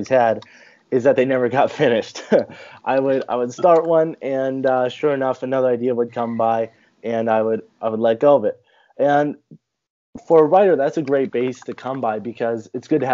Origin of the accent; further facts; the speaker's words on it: California, United States; I'm an author from California. I was born and raised in a pretty small town way out in the mountains.